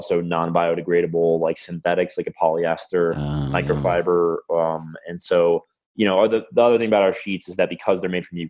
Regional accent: United States; I'm an American

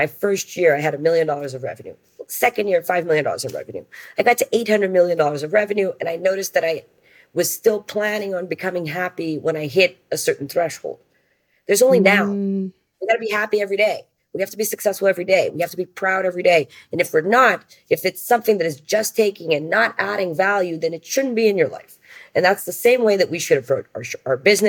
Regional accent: Brazil; I'm from Brazil

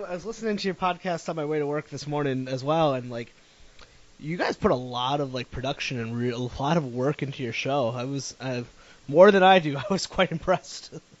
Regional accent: New England, United States; Oddly enough, and I'm like from New England, so that's supposed to be like born with you.

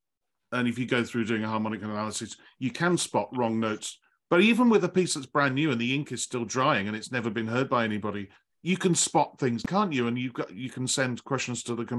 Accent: England, United Kingdom; as an Englishman

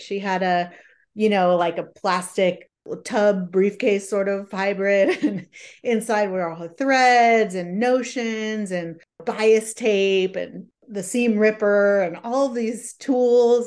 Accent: San Jose, California, United States; moved away as an adult; now in Seattle, United States; I grew up in a suburb of San Jose, which is just south of San Francisco

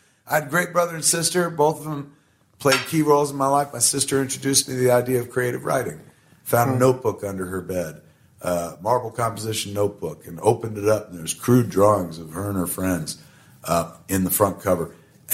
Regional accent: New Jersey, United States; We're from New Jersey, and when you grow up in the shadow of something greater than yourself, like New York City

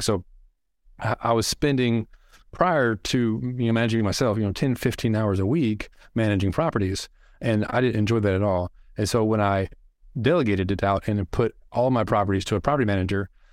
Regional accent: Arkansas, United States; I'm from Arkansas

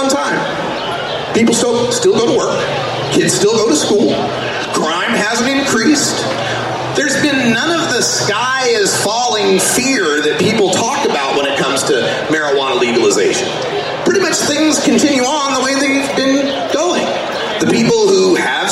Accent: Boise, Idaho, United States; now in Portland, United States; I'm originally from Boise, Idaho

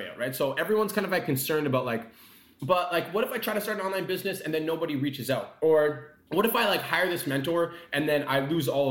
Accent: Calgary, Alberta, Canada; I was born and raised in Calgary

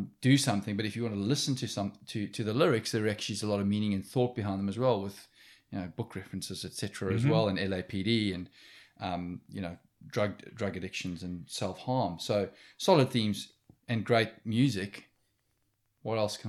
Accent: South Africa; moved away; as a South African

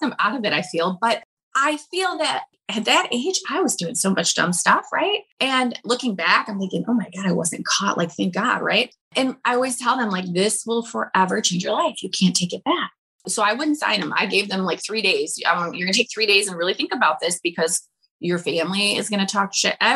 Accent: Detroit, Michigan, United States; I'm from Detroit

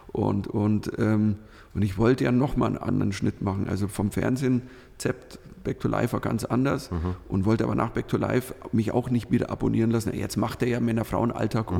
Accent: Switzerland; also born or lived in Northern Germany; now in Germany; du als Schweizer in Deutschland

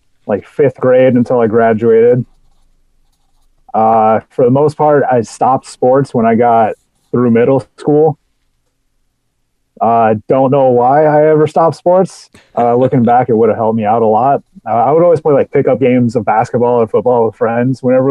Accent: Lacey, Washington, United States; also born or lived in Tacoma, Washington; I am born in Tacoma, but raised in Lacey, Washington

